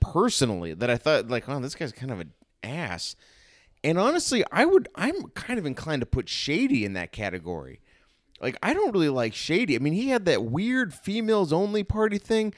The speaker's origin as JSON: {"language": "English", "town": "Chicago", "region": "Illinois", "country": "United States", "said": "as a Chicagoan"}